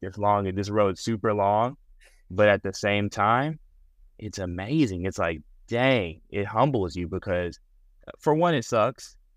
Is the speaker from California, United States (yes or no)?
no; Pearland, Texas, United States; also born or lived in Houston, Texas; I'm from Houston, Texas. I was raised in a suburb called Pearland, Texas.